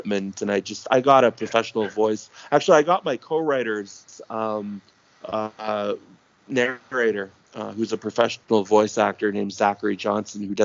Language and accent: English; Toronto, Ontario, Canada; takes place in my hometown, and all the stuff I talk about are legit Toronto locations